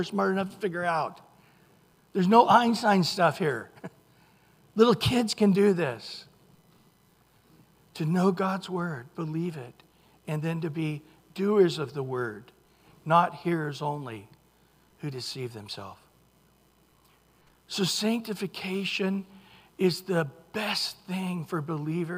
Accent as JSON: {"language": "English", "region": "Central California", "country": "United States", "tie": "born or raised there", "said": "I grew up in Central California. The city logo, thank you, is a oak tree. We used to go to Mooney's Grove"}